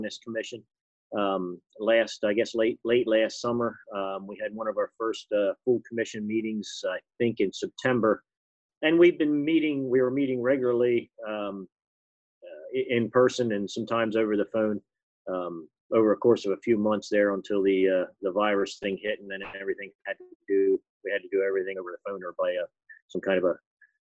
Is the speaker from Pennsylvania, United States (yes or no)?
yes; Berlin, Pennsylvania, United States; I'm from Berlin in Somerset County, Pennsylvania.